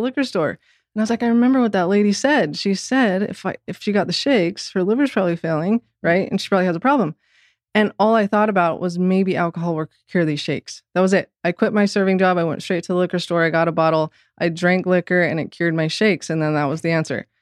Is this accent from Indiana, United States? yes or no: no; Orem, Utah, United States; of the church growing up in Orem, Utah